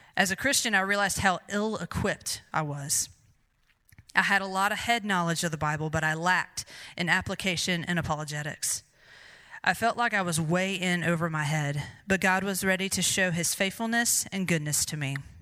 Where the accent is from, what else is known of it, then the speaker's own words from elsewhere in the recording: Greer, South Carolina, United States; I was born and raised in Greer, South Carolina